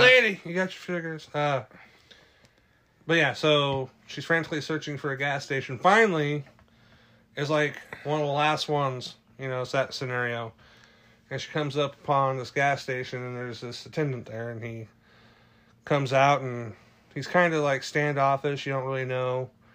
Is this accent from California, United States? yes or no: yes; California, United States; I grew up in California